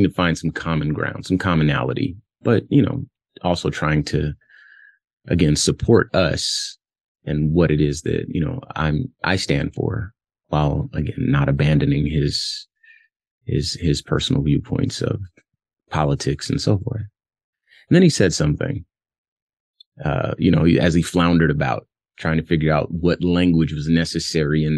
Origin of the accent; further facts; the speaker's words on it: Compton, California, United States; I'm from Compton, California, and I was born in the 80s